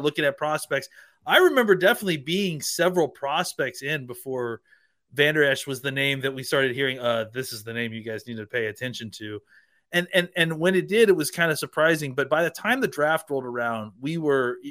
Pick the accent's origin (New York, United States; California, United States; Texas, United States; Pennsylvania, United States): Texas, United States; Dallas; my hometown and our home hometown of Dallas, Texas